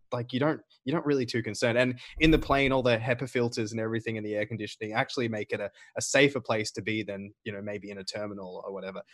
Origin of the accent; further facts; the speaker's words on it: Australia; moved away as an adult; also born or lived in United Arab Emirates; I'm gonna go back to Australia, where there's, in my home state, zero cases